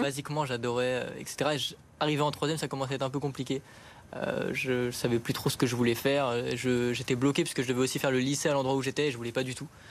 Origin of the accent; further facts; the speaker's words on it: Paris, Île-de-France, France; je viens de Paris même aussi